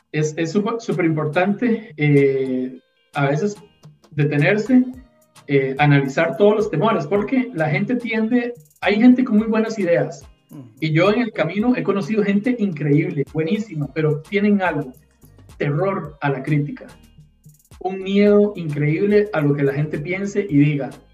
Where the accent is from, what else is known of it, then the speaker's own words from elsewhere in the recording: Costa Rica; yo como costarricense